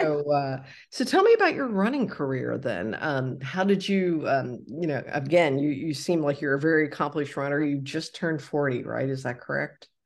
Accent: Cincinnati, Ohio, United States; moved away; also born or lived in Texas; I'm from Cincinnati

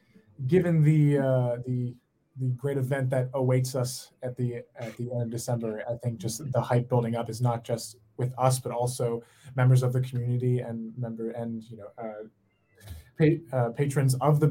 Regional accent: West Chester, Pennsylvania, United States; I am a native person of Westchester.

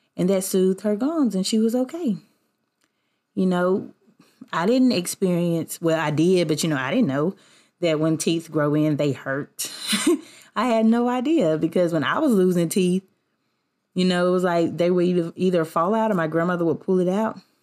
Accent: the South, United States; I grew up in the South, where I'm from.

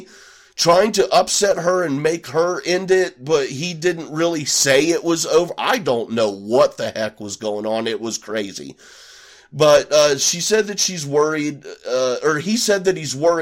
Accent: Midwest, United States; I'm from the Midwest.

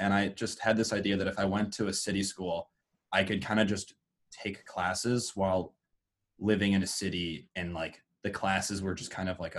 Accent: Cleveland, Ohio, United States; I grew up in Cleveland, Ohio, and I went to Orange High School there.

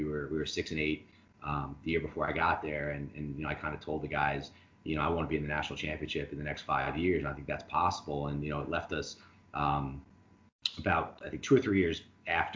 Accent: Long Island, New York, United States; moved away as an adult; growing up on Long Island, you know, I played for St. Dominic

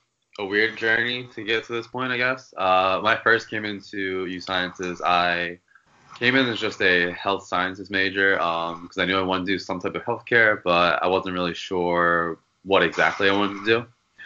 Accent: Philadelphia, Pennsylvania, United States; I'm from Philly, so I've always grown up here

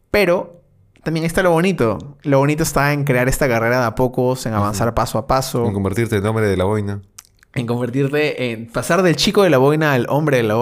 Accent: Peru; extrañé mucho Perú

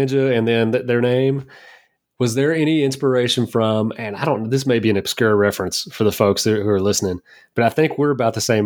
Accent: Kentucky, United States; I'm from Kentucky

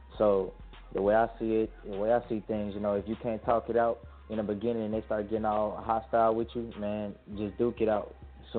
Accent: Memphis, Tennessee, United States; now in Houston, United States; Yeah, naturally, I'm calling from Houston, Texas. But you already know I'm from that 901 Memphis 10, shout out to Orange Mound.

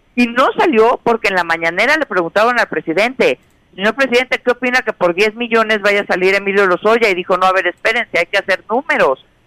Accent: Mexico; como mexicanos

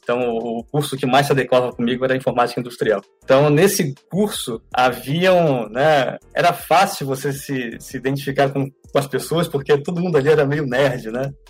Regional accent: Fortaleza, Ceará, Brazil; also born or lived in Serra do Navio, Amapá; now in Huntsville, United States; Eu nasci no Amapá. É, meu pai ele era é, técnico em, em, motores diesel de grande capacidade, numa, numa mina de manganês, no Amapá, bem no centro do, do, do Amapá, na cidade de Serra do Navio. E nós nos mudamos para Fortaleza, eu tinha 9 anos de idade

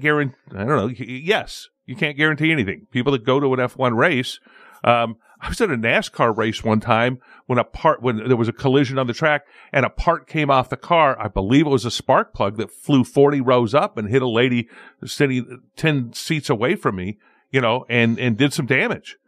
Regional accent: Southern California, United States; I grew up in Southern California

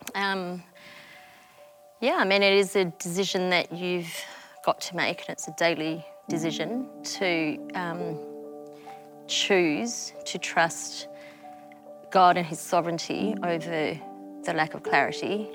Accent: Melbourne, Victoria, Australia; also born or lived in Malaysia; I was born in Malaysia yeah. um, and I was the baby of a family of five. So, wow. mum, dad, brother, sister, yeah. and me. Um, we migrated to Melbourne when I was five years old, um, and that's where I grew up

